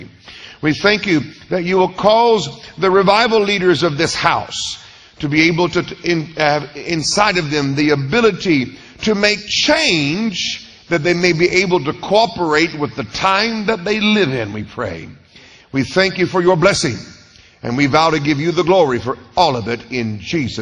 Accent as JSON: {"language": "English", "town": "Tulsa", "region": "Oklahoma", "country": "United States", "tie": "born or raised there", "said": "I was born in Tulsa, the holy Mecca. And so I think I love being raised in Tulsa by Southern North Carolina family"}